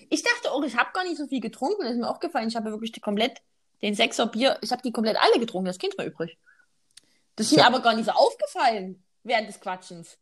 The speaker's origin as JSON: {"language": "German", "region": "Saxony", "country": "Germany", "accent": "Saxon", "said": "unserem sächsischen Dialekt"}